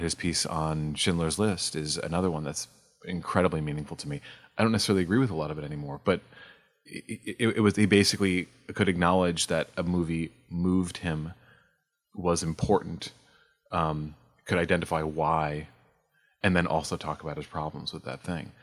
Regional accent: New York, United States; I grew up in New York

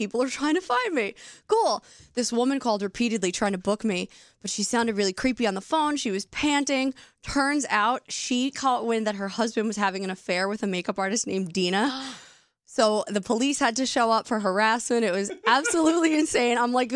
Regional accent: New Jersey, United States; I'm from Jersey

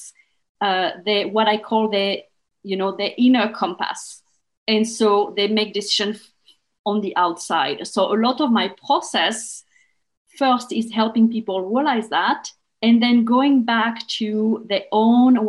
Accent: France; English is a second language; moved away as an adult; when I was back in France, because I'm from France originally

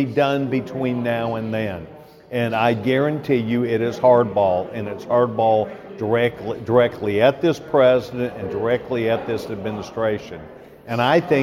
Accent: Texas, United States; as a Texan

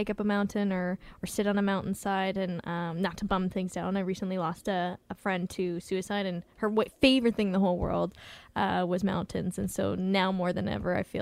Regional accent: West Coast, United States; growing up in the West Coast, you really love mountains

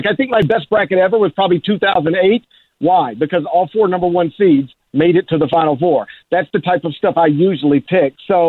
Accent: the South, United States; I grew up in the South and still live there

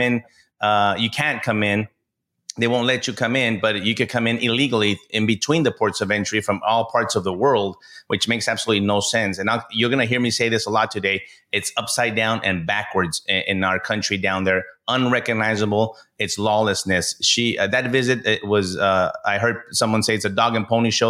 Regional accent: El Paso, Texas, United States; I'm born and raised in El Paso, Texas

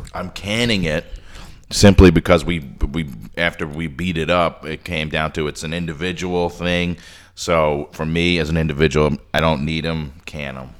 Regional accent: Long Island, New York, United States; I grew up on Long Island in New York

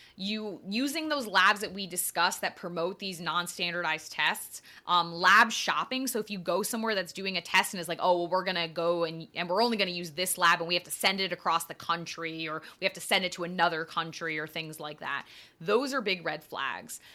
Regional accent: Connecticut, United States; growing up in Connecticut

